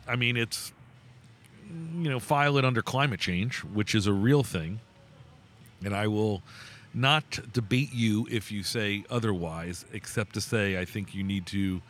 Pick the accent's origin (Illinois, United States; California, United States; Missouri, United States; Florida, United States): Florida, United States; South; moved away as an adult; also born or lived in New York / West Virginia / Jackson, Mississippi; now in Connecticut, United States; I was born in New York and grew up in South Florida.